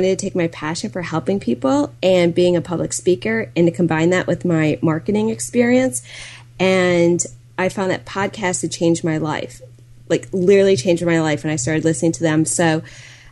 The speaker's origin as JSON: {"language": "English", "town": "Milwaukee", "region": "Wisconsin", "country": "United States", "said": "I'm from the Milwaukee area"}